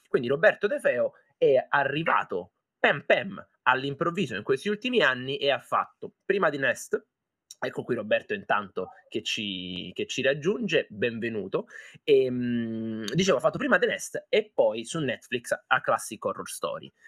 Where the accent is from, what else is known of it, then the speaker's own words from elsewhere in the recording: Foggia, Apulia, Italy; io sono pugliese, sono di Foggia